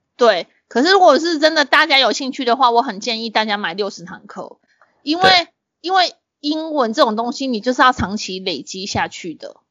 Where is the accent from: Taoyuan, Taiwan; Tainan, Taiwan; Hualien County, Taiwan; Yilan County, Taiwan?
Tainan, Taiwan; 我们台南人就是这样子